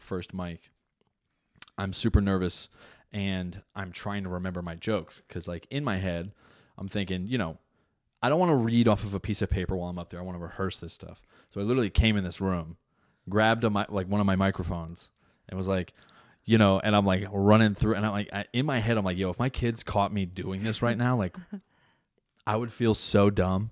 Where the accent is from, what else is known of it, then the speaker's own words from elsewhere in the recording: New Jersey, United States; I'm an Italian from Jersey